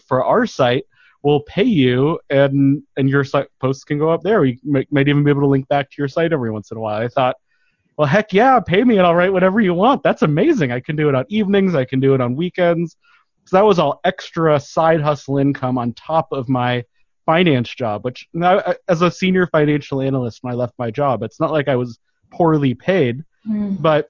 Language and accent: English; Denver, Colorado, United States; moved away as an adult; also born or lived in Portland; now in Southern California, United States; I grew up in Denver